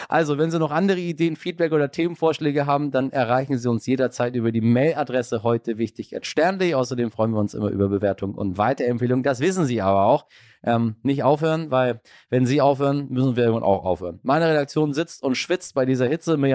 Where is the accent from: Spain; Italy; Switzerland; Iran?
Iran; born there; Das sage ich Ihnen äh, als gebürtiger Iraner.